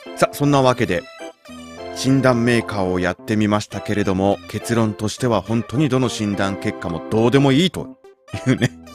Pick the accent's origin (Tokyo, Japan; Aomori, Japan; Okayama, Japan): Tokyo, Japan; moved away; 今ねその生まれ育った東京を離れてしまったんだけれども